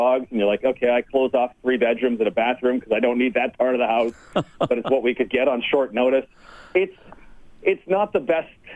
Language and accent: English; Okotoks, Alberta, Canada; moved away as an adult; also born or lived in Red Deer / Edmonton / Winnipeg / Toronto; Okotoks is truly my hometown